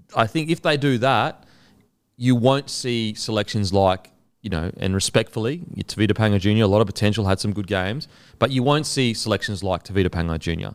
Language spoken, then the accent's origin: English; Queensland, Australia; as a Queenslander